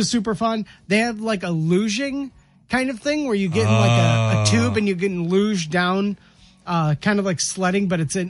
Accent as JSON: {"language": "English", "town": "Rochester", "region": "Michigan", "country": "United States", "tie": "born or raised there", "lives_now": "Kalamazoo, United States", "said": "My hometown of Rochester is hosting one final go for the winter."}